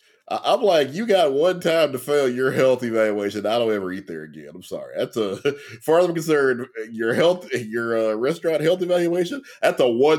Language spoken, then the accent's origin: English; Louisiana, United States